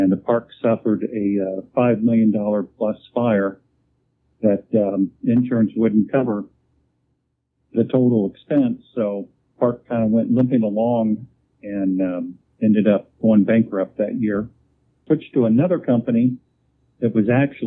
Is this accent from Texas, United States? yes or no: no; Fairfield, Ohio, United States; also born or lived in Dayton, Ohio; I grew up in Fairfield and went to school in the Dayton area and lived there for a while, and now I'm back in the Fairfield area